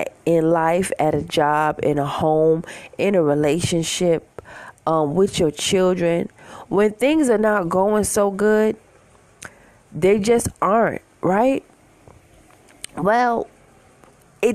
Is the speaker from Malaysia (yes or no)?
no; New York City, New York, United States; I'm from Queens, New York